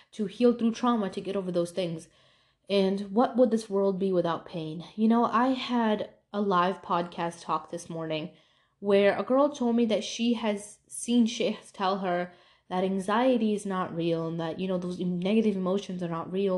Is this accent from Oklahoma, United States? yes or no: no; New York, United States; moved away; when I used to live in New York and it was a really diverse place